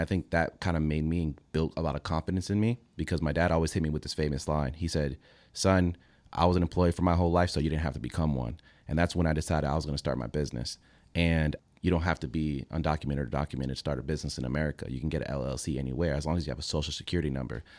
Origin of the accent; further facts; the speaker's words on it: Fort Lauderdale, Florida, United States; also born or lived in Venezuela; I was raised in Fort Lauderdale.